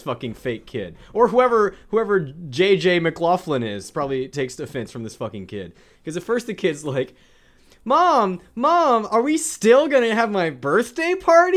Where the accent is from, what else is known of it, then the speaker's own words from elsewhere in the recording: South Louisiana, United States; where I'm from, South Louisiana